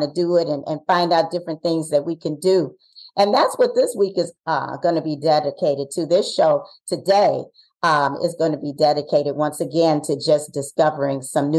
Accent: Ohio, United States; We're from Ohio.

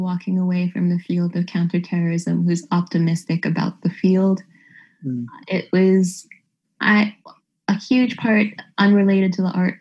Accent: Canada; moved away; as a Canadian

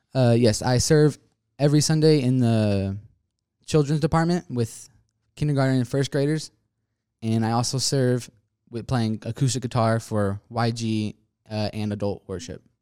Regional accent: Spring, Texas, United States; also born or lived in Liberty Hill, Texas; I currently live in Spring, Texas right now

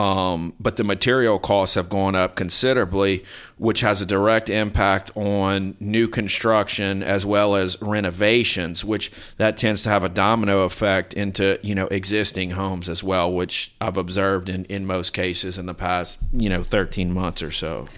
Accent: Lafayette, Louisiana, United States; also born or lived in Minneapolis, Minnesota; I'm from Lafayette, South Louisiana.

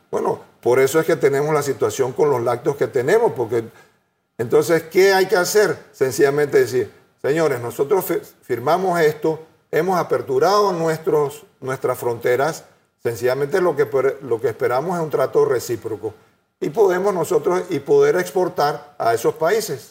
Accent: Panama; Yo soy panameño, creo en este país

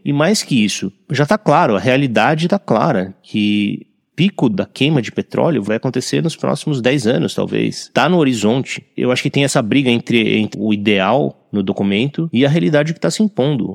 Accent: Brazil; como brasileiro

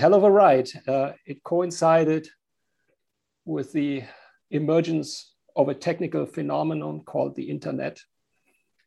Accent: Germany; accent: German; English is a second language; I'm from Germany, as you can hear with my accent.

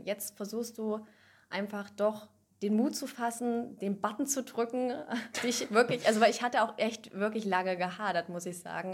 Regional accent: near Göttingen, Lower Saxony, Germany; komme aus der Nähe von Göttingen, also aus Niedersachsen

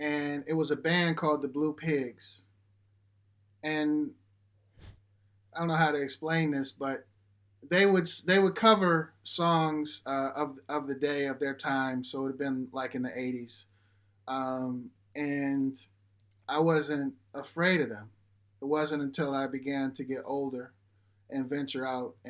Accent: Detroit, Michigan, United States; I grew up in Detroit on the west side off of a street called Puritan and Pilgrim

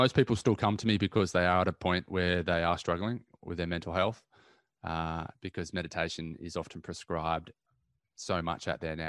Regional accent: Newcastle, New South Wales, Australia; Going for a surf. Growing up in Newcastle. It's one of the key things that you pretty much do when you're around there. So I grew up surfing, so I love that.

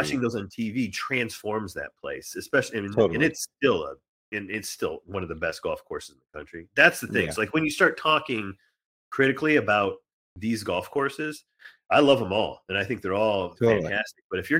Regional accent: Indiana, United States; And I grew up in Indiana. It doesn't get particularly windy all the time

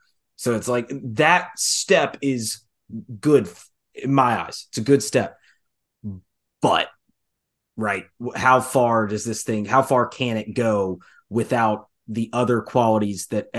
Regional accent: Memphis, Tennessee, United States; I'm from Memphis.

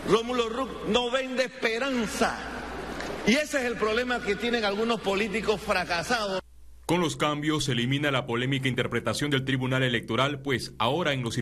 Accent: Panama; Creo que los más perjudicados somos los panameños

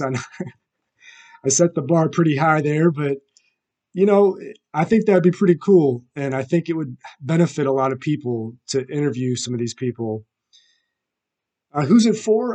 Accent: St. Louis, Missouri, United States; I'm from St. Louis, Missouri

